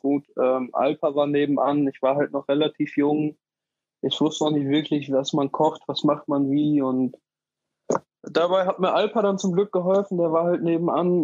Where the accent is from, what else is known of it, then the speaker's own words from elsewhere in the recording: Dortmund, North Rhine-Westphalia, Germany; ich komme gebürtig aus Dortmund, ähm, habe in der Nähe vom Borsigplatz gewohnt, in der Wambeler Straße